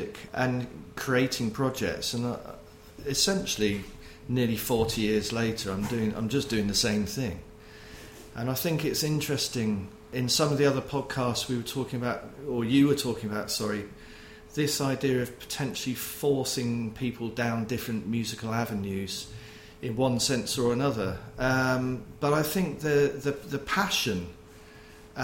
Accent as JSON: {"language": "English", "town": "Poole", "region": "South West England", "country": "United Kingdom", "tie": "born or raised there", "also_born_or_lived": "Manchester", "moved": "as an adult", "said": "I was born and brought up in the Poole, Bournemouth area, south coast of England"}